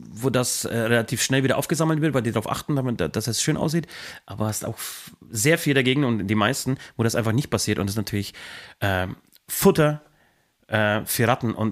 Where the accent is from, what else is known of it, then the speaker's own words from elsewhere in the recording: Franconia, Bavaria, Germany; also born or lived in Swabian Alb; Da ist man als Franke natürlich irritiert.